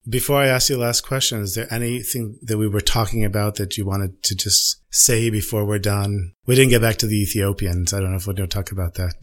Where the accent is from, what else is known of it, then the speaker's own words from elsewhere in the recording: United States; now in Israel; I'm the American